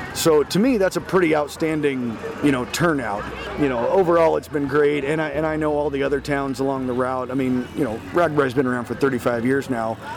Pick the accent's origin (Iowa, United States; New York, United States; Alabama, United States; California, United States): Iowa, United States; Earlham; I grew up here. I love this town